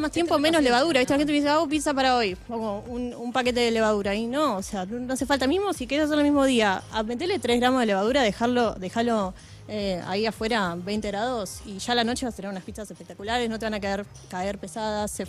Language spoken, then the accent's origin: Spanish; Adrogué, Buenos Aires Province, Argentina; nosotros somos de Adrogué toda la vida